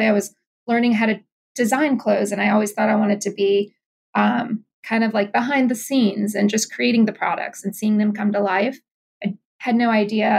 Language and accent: English; Louisiana, United States; moved away as an adult; also born or lived in New York City; my hometown, but, you know, in Louisiana